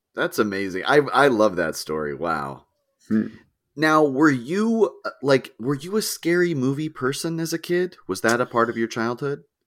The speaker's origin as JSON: {"language": "English", "region": "New Hampshire", "country": "United States", "tie": "born or raised there", "said": "I grew up in New Hampshire, and there are just cemeteries everywhere"}